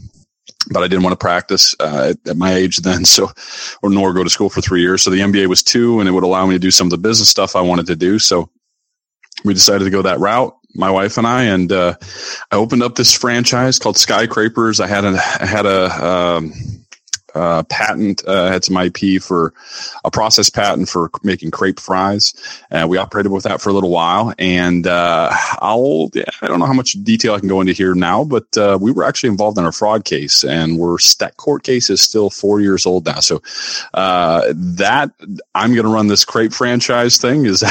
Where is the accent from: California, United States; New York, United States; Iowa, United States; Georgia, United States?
Iowa, United States; Sioux City; moved away; I grew up in Sioux City, Iowa